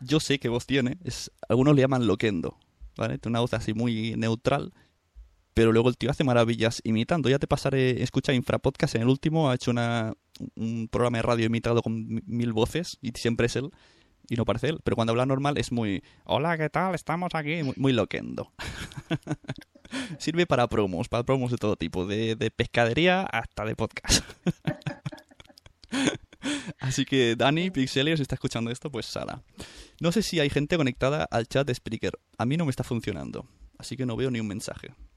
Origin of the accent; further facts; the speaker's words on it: Santa Coloma de Gramenet, Catalonia, Spain; en el mismo pueblo que yo, en Santa Coloma